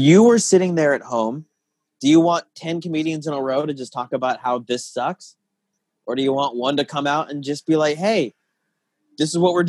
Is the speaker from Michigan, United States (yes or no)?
no; Tucson, Arizona, United States; moved away as an adult; also born or lived in Chicago; now in Los Angeles, United States; So I'm from Tucson, and I was only kind of active in that scene before I moved out here.